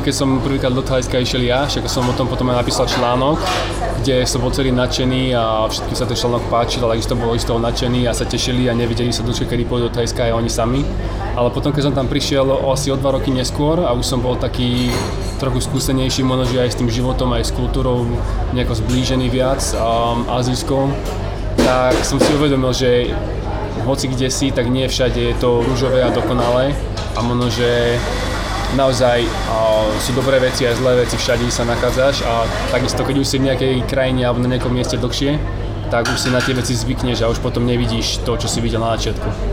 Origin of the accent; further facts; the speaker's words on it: Slovakia; moved away; also born or lived in Asia; Po 4 rokoch som doma na Slovensku